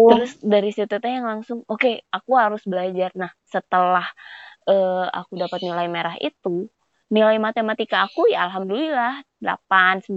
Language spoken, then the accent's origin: Indonesian; West Java, Indonesia; Aku aja sebagai orang Sunda nggak bisa bahasa Sunda